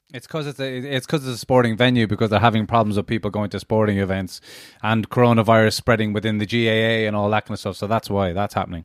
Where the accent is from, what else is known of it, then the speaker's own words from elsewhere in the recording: Cork, Munster, Ireland; any time we came up from Cork